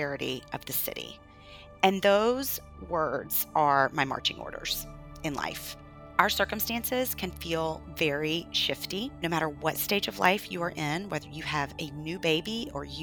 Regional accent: the Bible Belt, United States; now in New York City, United States; I grew up in the Bible Belt

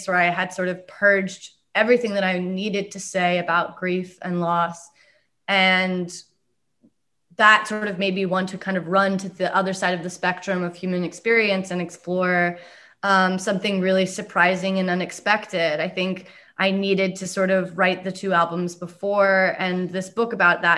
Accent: Pacific Northwest, United States; growing up in the Pacific Northwest

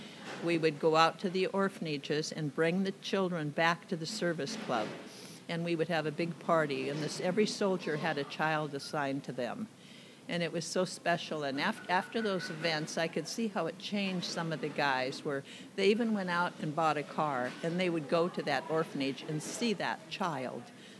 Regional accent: Mount Vernon, Washington, United States; also born or lived in Ellensburg, Washington; growing up in Mount Vernon

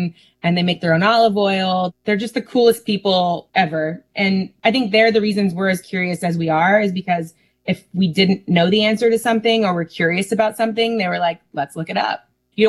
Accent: California, United States; growing up in California where it's 70 degrees year round

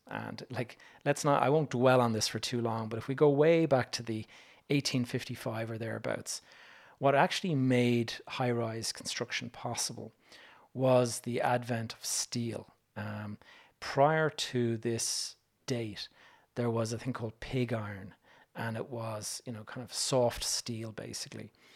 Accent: Dublin, Leinster, Ireland; When you're a young Irish kid and you're used to walking around the streets of Dublin

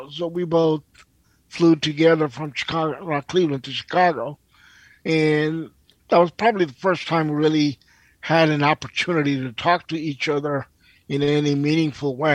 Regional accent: India; also born or lived in Pakistan; I kind of I grew up in India and Pakistan

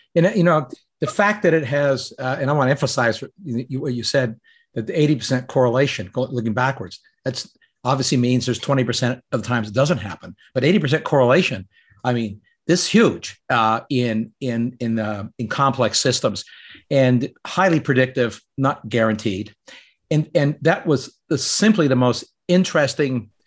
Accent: Canada; moved away; I grew up in Canada

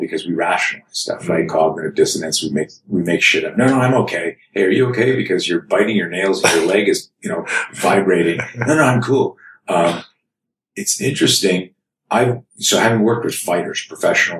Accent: Canada; I grew up in Canada

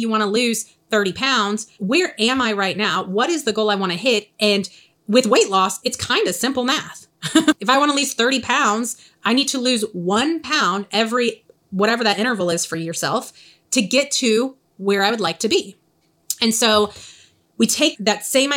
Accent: the South, United States; accent: Southern; my Southern accent

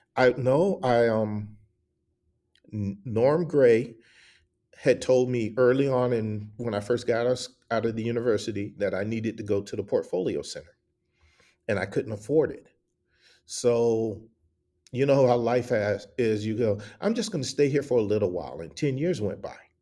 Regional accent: the South, United States; also born or lived in Atlanta / Milwaukee / Columbus, Ohio / Dallas; I grew up in the South

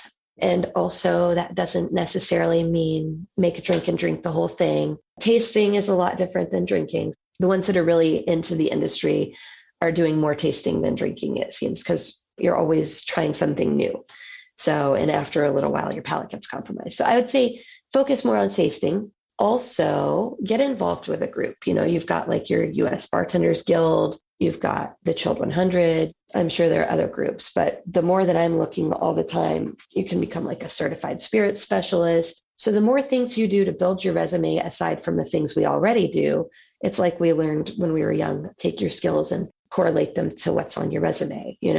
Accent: Atlanta, Georgia, United States; now in Tampa, United States; No, I'm originally from Atlanta, but my family moved here. I would say I got here like almost all of the other non-native Floridians.

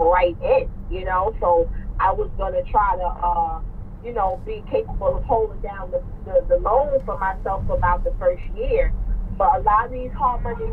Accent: New York, United States; I'm from New York

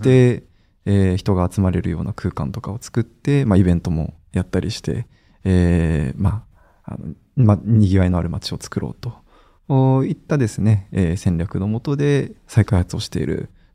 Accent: Kawasaki, Kanagawa, Japan; 出身私は東京の隣の町の川崎でした

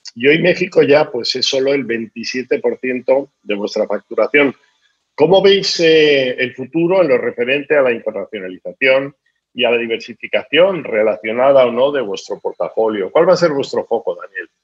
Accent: Spain; yo soy español, como se manifiesta por mi acento

